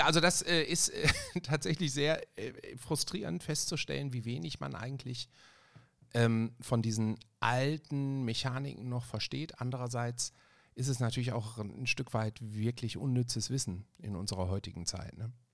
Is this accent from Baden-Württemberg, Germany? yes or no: no; Ruhr area, North Rhine-Westphalia, Germany; ich komme aus dem Ruhrgebiet